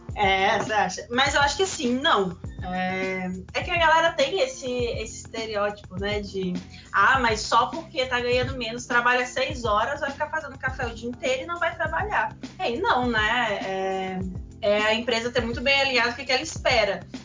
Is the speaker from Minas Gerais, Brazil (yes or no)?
no; interior of Espírito Santo, Brazil; also born or lived in Campinas, São Paulo; eu sou do interior do Espírito Santo